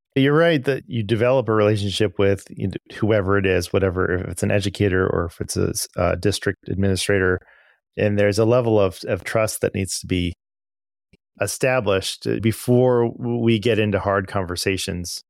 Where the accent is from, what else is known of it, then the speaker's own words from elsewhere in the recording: Arcadia, Pasadena, San Gabriel Valley area, Southern California, United States; moved away; I'm originally from Southern California. Um, I grew up in, um, the Arcadia, Pasadena, San Gabriel Valley area